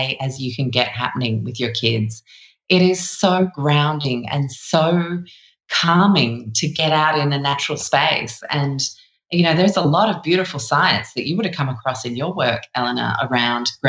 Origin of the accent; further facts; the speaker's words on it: London, United Kingdom; also born or lived in Chicago; I'm from London myself, but we lived in Chicago for the first 5 years of my life